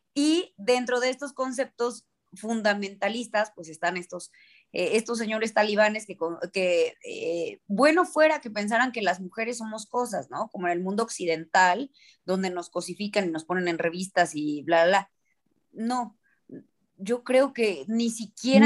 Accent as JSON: {"language": "Spanish", "town": "Cholula", "region": "Puebla", "country": "Mexico", "tie": "born or raised there", "said": "en Cholula yo sí me eduqué con, Rosario en mano y además la visita de la, de la Virgen a casa"}